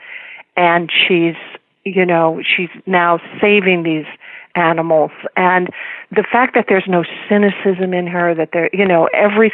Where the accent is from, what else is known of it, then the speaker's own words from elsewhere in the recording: Fort Wayne, Indiana, United States; I grew up in rural Indiana, northern Indiana.